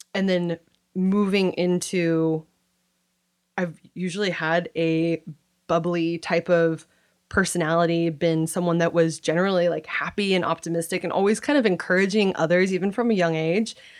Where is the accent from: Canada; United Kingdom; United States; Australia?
United States; Kirkland, Washington; I grew up in Kirkland, Washington.